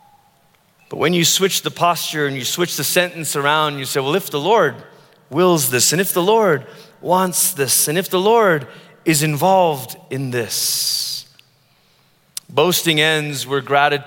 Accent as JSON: {"language": "English", "country": "Malaysia", "tie": "born or raised there", "moved": "yes", "lives_now": "United States", "said": "I grew up in Malaysia, which is primarily a Muslim country"}